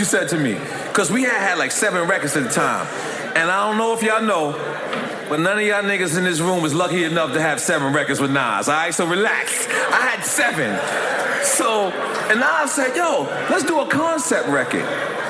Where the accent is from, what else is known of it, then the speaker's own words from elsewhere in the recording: New York City, New York, United States; because I'm from Queens.